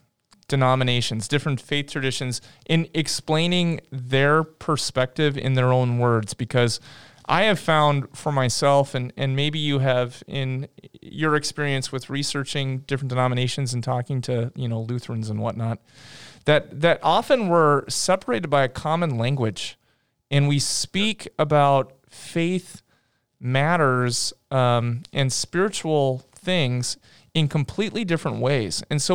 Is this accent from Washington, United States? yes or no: yes; Stanwood, Washington, United States; I'm from Stanwood.